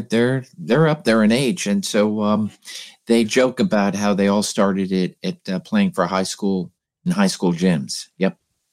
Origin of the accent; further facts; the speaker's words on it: Philadelphia, Pennsylvania, United States; my hometown, and so I go, is Philadelphia